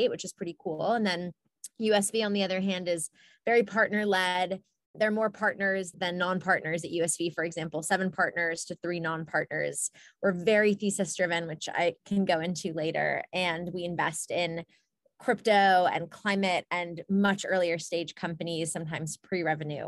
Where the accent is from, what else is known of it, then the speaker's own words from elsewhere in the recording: Ann Arbor, Michigan, United States; I grew up in Ann Arbor, Michigan.